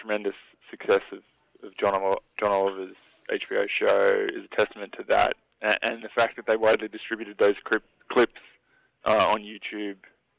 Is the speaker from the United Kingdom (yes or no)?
no; Australia; I'm actually Australian